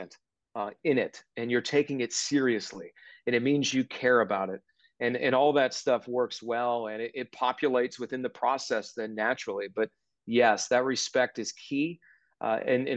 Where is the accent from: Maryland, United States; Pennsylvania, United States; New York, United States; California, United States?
Pennsylvania, United States; Johnstown; moved away; the NBC station back in my hometown